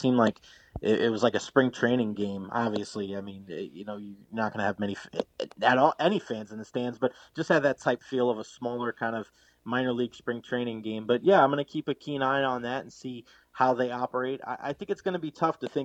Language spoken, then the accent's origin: English; New York City, New York, United States; now in Tampa Bay, United States; I grew up in New York City